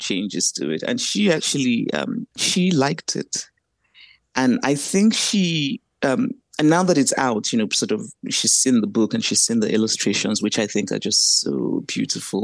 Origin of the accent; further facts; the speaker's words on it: Nigeria; I grew up in Nigeria, grew up on a university campus